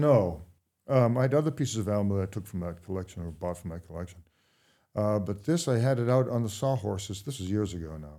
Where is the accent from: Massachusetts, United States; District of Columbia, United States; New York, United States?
Massachusetts, United States; Brookline; also born or lived in Bath, Maine / Woolwich, Maine; now in Maine, United States; in Brookline, Mass